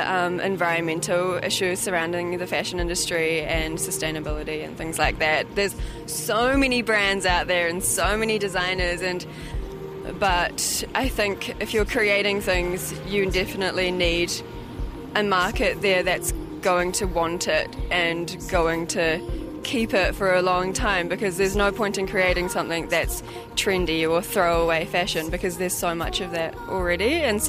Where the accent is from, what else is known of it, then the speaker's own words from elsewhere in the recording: New Zealand; It's definitely me trying to figure out more of how I feel between being a Kiwi and being Japanese.